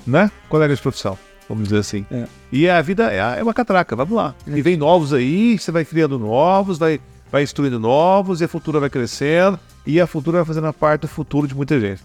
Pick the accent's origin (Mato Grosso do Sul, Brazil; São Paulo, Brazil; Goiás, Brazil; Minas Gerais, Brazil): Goiás, Brazil; Rio Verde; sou de Rio Verde.